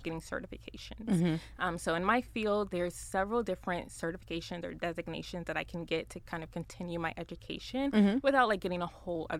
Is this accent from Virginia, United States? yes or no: no; South Florida, United States; moved away as an adult; now in Dallas, United States; I'm from Florida. I'm from South Florida